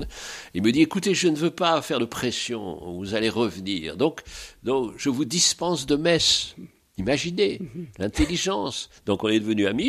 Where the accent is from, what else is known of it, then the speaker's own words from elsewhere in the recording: Paris, Île-de-France, France; also born or lived in Île-de-Bréhat; je suis né à Paris, petit Parisien